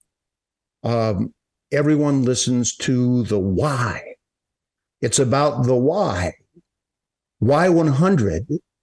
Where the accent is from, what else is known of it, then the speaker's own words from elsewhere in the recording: Boca Raton, Florida, United States; I'm from South Florida, Boca Raton, which is perfectly located between, I guess, West Palm and Fort Lauderdale, Miami. So I grew up